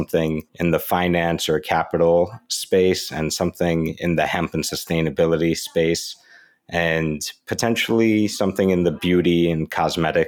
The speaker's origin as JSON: {"language": "English", "region": "New York", "country": "United States", "said": "my home state, New York"}